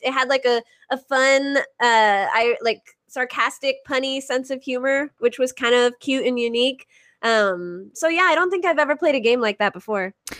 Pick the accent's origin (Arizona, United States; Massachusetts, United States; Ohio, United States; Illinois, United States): Arizona, United States; i i grew up in arizona